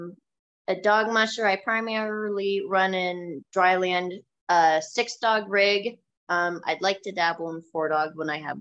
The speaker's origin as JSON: {"language": "English", "region": "Pennsylvania", "country": "United States", "said": "I'm from Pennsylvania, Cooper's Lake."}